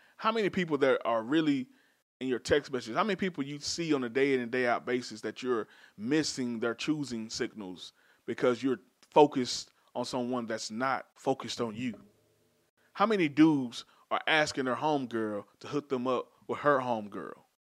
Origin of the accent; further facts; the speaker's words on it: Dallas, Texas, United States; I'm from Dallas, so our hoods are South Dallas, Oak Cliff, Pleasant Grove, where I'm from.